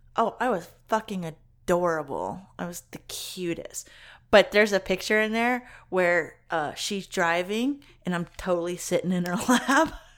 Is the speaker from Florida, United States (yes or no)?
no; Kentucky, United States; when I was growing up in Kentucky